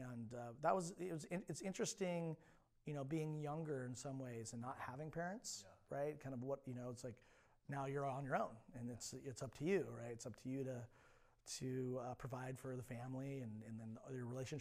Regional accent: Alameda, California, United States; also born or lived in Central Coast, California; I was born and raised in the Bay Area, specifically a little island called Alameda, which is in the East Bay

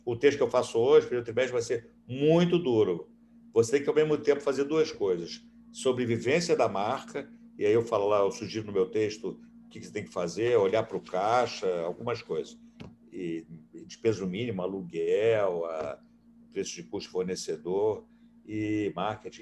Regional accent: Rio de Janeiro, Brazil; also born or lived in Boston, United States; Eu sou um carioca que nasci em Ipanema, moro em Ipanema

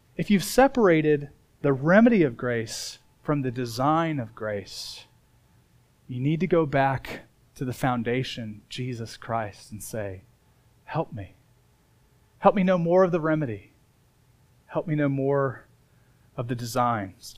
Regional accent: Indiana, United States; moved away; where I grew up in Indiana.

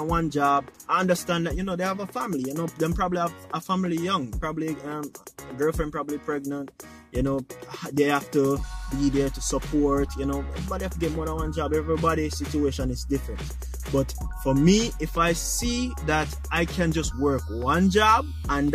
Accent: Jamaica; I'm Jamaican

